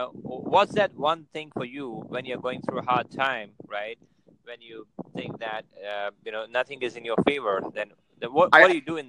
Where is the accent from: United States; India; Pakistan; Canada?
India; now in Ahmedabad, India; I'm from India, and I live in a city called Ahmedabad.